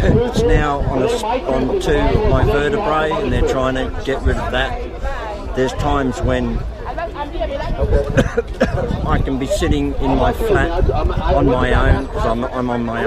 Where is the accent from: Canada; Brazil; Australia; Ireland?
Australia; accent: Australian; moved away as an adult; now in United Kingdom; I was raised in Australia, hence the twang